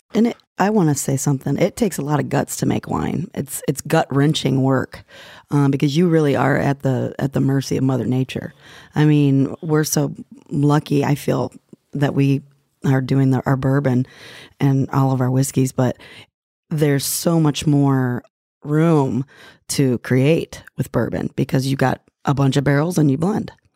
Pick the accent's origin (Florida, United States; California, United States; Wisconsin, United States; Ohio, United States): Ohio, United States; Northeastern; moved away as an adult; also born or lived in Perugia, Italy / England / West Coast, United States; I grew up actually in Northeastern Ohio and studied there, studied art